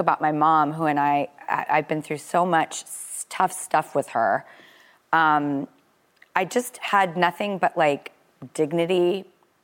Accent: California, United States; I'm from California. I don't know if you could tell by my accent

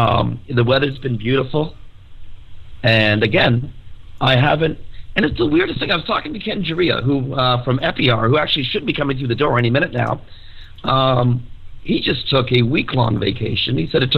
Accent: Ireland; I'm Irish, I know, yeah.

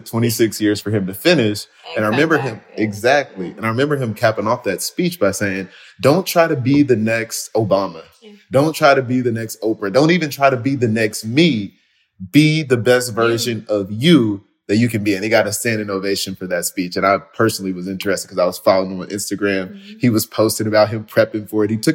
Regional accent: the South, United States; I'm from the South.

